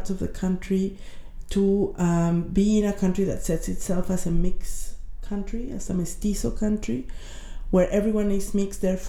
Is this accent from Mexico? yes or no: yes; Mexico; moved away as an adult; now in United Kingdom; I am from Mexico